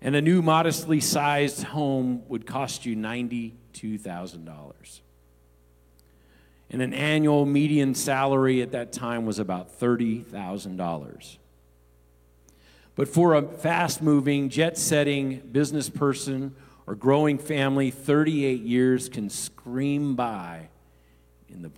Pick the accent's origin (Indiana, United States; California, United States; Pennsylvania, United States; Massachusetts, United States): California, United States; Los Angeles; growing up in the Los Angeles area, Skid Row is a well-known area